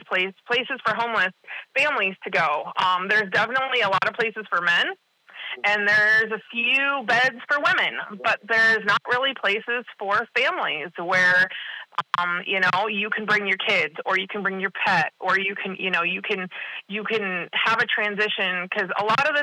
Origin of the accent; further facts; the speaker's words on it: Northern Michigan, United States; moved away; I am from the Midwest. I'm from Northern Michigan.